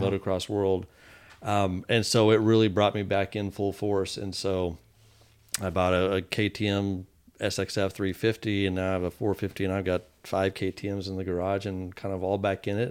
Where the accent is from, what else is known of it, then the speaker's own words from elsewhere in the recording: Fort Worth, Texas, United States; I grew up in Texas, in, in Fort Worth